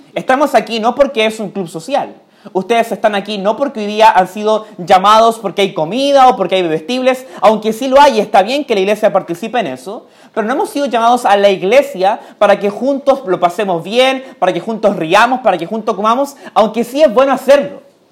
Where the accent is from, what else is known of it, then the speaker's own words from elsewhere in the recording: Chile; también soy chileno